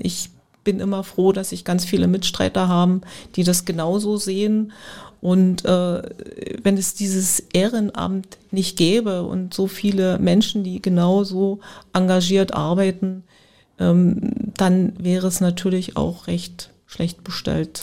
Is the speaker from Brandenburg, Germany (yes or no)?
yes; village near Spremberg, Brandenburg, Germany; now in Spremberg, Germany; ich bin in, nicht in Spremberg groß geworden, aber in der Umgebung, den Ort äh, da, wo ich eigentlich herkomme, das ist ein kleines Dorf, Reideweise, den gibt es, dieses Dorf gibt es nicht mehr.